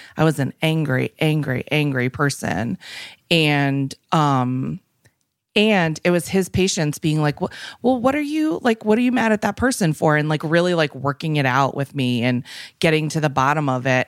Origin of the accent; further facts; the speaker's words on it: Minnesota, United States; also born or lived in Westport, Connecticut; now in Los Angeles, United States; I'm from Minnesota